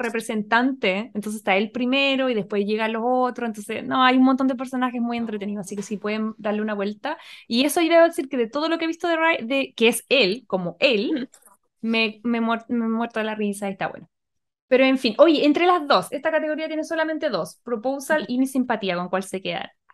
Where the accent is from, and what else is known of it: Chile